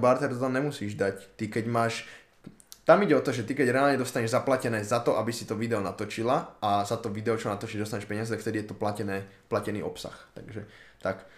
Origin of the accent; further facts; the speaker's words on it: Slovakia; že som sa narodil na Slovensku, si nemyslím, že teraz zo mňa robí... Akože áno, občanstvom som Slovák, to je pravda